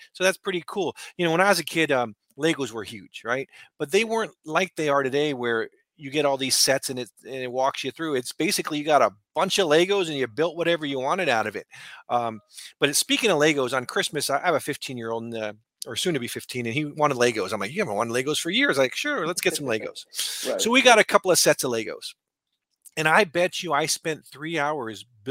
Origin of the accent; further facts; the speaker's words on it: California, United States; I'm from California